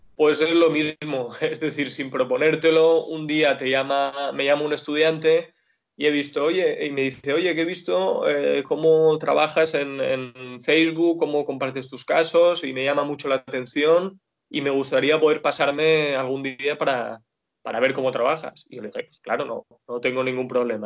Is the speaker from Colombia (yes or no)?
no; Dénia, Valencian Community, Spain; also born or lived in Alicante; yo soy de Denia, vivo y trabajo ahora mismo en Denia